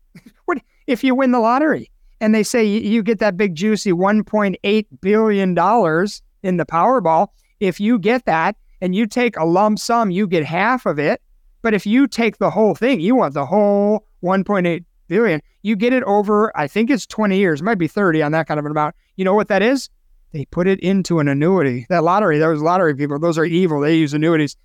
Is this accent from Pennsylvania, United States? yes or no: no; Chicago, Illinois, United States; my hometown, Chicago, Illinois